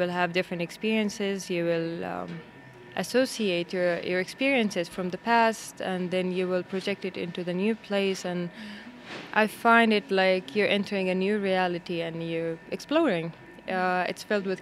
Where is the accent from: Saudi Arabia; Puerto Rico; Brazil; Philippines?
Saudi Arabia; moved away as an adult; also born or lived in Jeddah, Saudi Arabia / Istanbul, Turkey / Kuala Lumpur, Malaysia; now in Stockholm, Sweden; I grew up in Saudi Arabia.